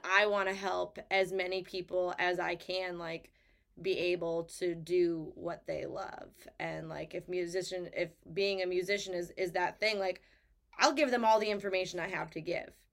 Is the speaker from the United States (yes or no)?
yes; Lakeville, Massachusetts, United States; also born or lived in Nashville; it is my hometown